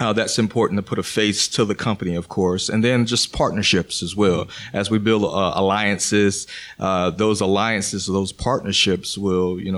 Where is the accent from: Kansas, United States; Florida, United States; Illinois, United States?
Florida, United States; Pensacola; I'm from the Panhandle of Pensacola.